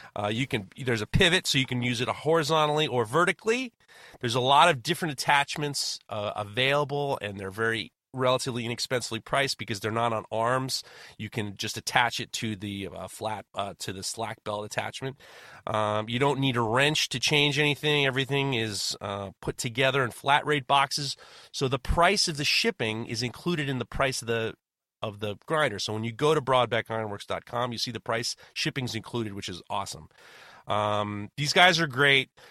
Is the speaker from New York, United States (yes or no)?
yes; New York City, New York, United States; I grew up in Manhattan and Brooklyn and New York